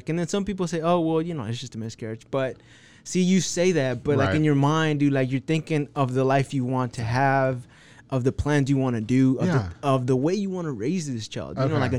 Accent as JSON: {"language": "English", "region": "Texas", "country": "United States", "said": "I'm from Texas."}